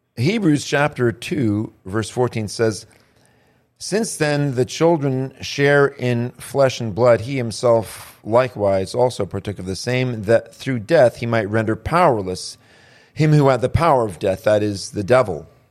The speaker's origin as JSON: {"language": "English", "town": "Annapolis", "region": "Maryland", "country": "United States", "tie": "born or raised there", "said": "my mother lived at her mother's house when I was born up in Annapolis, Maryland"}